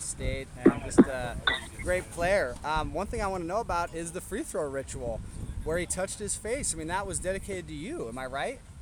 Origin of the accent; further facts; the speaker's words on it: Nebraska, United States; I'm from Nebraska